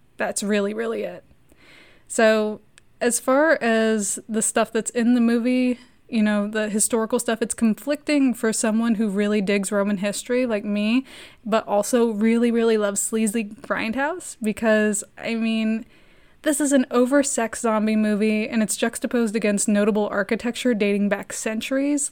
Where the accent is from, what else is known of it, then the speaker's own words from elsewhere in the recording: United States; being American